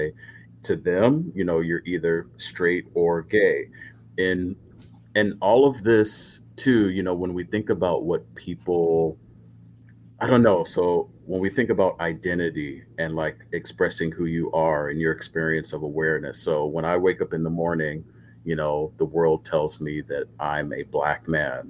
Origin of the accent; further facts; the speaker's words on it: Los Angeles, California, United States; also born or lived in South Korea; I'm born and raised in Los Angeles